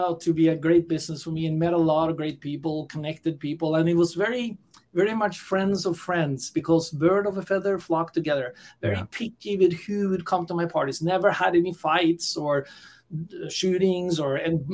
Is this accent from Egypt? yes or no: no; Norway; moved away as an adult; also born or lived in San Francisco, California, United States; born and raised in Norway and migrated to the US and lived there for over 30 years in beautiful San Francisco, California.